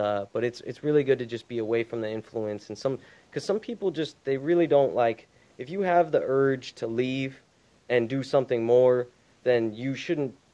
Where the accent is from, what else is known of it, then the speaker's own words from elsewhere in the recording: Utah, United States; moved away as an adult; now in California, United States; I'm from Utah, so it's like snowy as hell over there